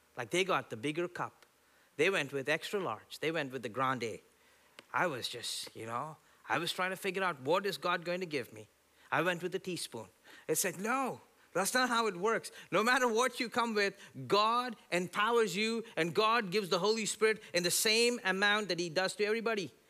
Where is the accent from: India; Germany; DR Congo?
India; now in United States; growing up in India